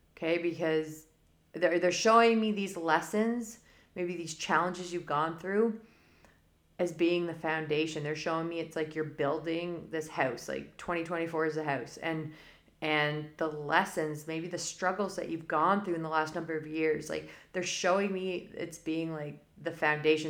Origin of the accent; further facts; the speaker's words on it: Canada; I'm Canadian